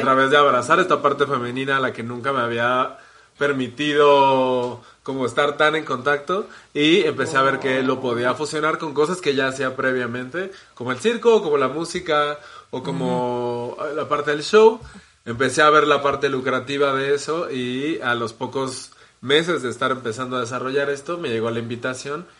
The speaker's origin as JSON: {"language": "Spanish", "region": "Mexico City", "country": "Mexico", "tie": "born or raised there", "said": "nací aquí en la Ciudad de México y he vivido la mayor parte de mi vida aquí"}